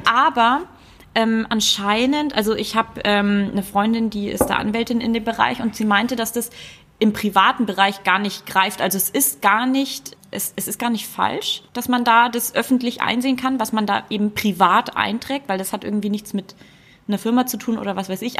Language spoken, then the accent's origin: German; Nuremberg, Bavaria, Germany; ich bin ein waschechter Franke, ne? Ja, ja. Komm aus Nürnberg